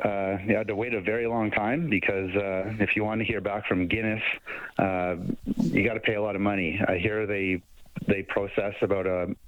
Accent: Delta, British Columbia, Canada; I'm from Delta, B.C.

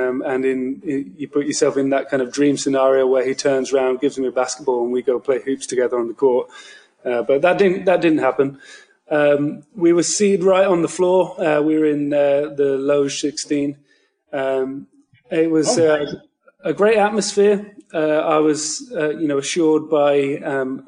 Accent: United Kingdom; I am from the United Kingdom

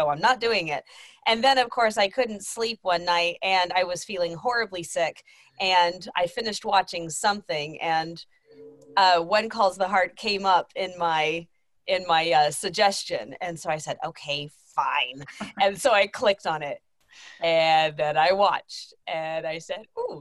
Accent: Texas, United States; I'm from Texas

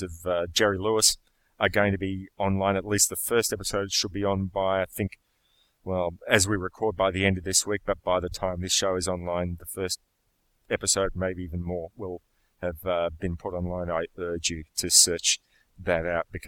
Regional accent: Melbourne, Victoria, Australia; my hometown of Melbourne

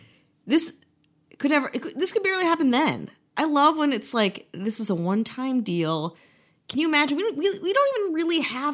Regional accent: Midwest, United States; I'm from the Midwest.

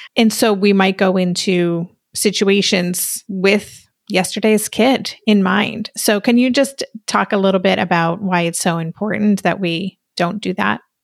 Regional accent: New York, United States; as a New Yorker

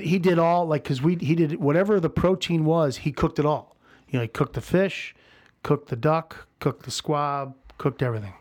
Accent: St. Louis, Missouri, United States; moved away as an adult; also born or lived in New York; now in Chicago, United States; I moved back to St. Louis. Um, this is, you know, in the beginning of 96 and, uh, with, with the intention of staying in St. Louis, it's my hometown

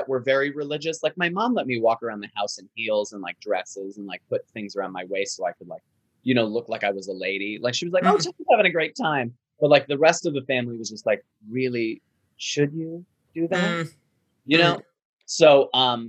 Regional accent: Long Island, New York, United States; moved away as an adult; also born or lived in Buffalo; now in Los Angeles, United States; I grew up on Long Island originally. That's where I'm from.

